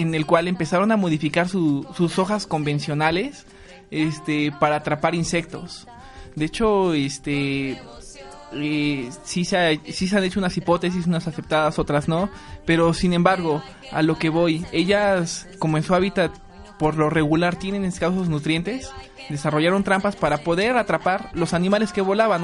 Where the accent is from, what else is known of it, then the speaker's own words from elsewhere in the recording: Tlaxcala, Mexico; Soy del estado de Tlaxcala